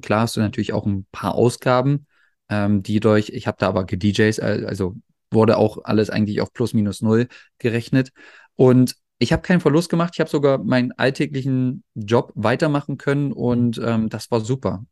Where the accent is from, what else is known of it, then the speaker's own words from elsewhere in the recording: Magdeburg, Saxony-Anhalt, Germany; now in Netherlands; bei uns in Magdeburg